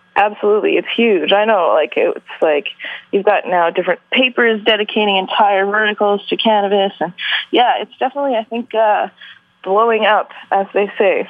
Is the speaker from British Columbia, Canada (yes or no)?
yes; Vancouver, British Columbia, Canada; also born or lived in Calgary; I was born and raised in Vancouver